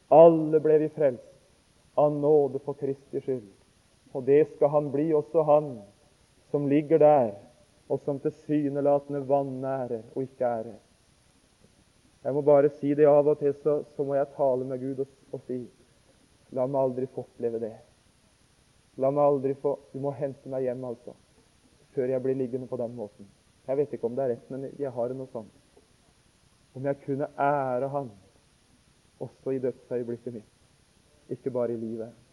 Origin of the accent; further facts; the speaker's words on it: Notodden, Telemark, Norway; hjemme på Notodden